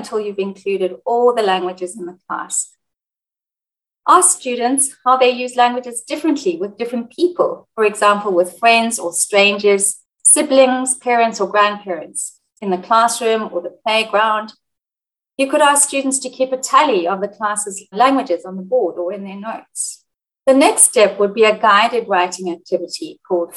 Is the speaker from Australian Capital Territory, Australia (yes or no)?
no; Sydney, New South Wales, Australia; also born or lived in South Africa / Egypt / United Kingdom; I'm a teacher and researcher from Sydney, Australia, but I've worked as a language teacher in South Africa, Egypt, and the United Kingdom